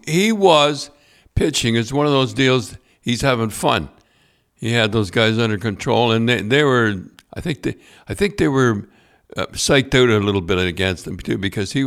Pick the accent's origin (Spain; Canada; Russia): Canada; born there; Now, I was born in Canada.